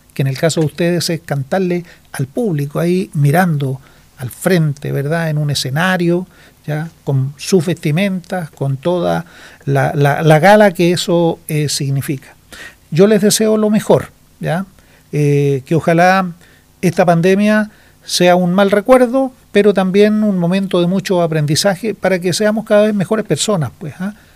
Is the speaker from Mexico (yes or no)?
no; Chile; en nuestro país